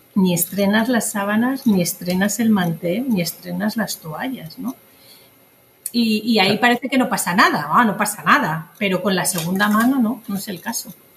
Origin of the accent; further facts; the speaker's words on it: Basque Country, Spain; now in Madrid, Spain; vengo del País Vasco, donde se trabajaba mucho esto